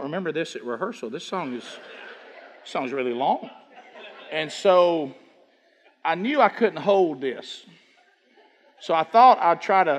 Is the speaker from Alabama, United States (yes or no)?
yes; Oxford, Alabama, United States; You know, we came from Oxford. You know, everybody know about Oxford? Alabama?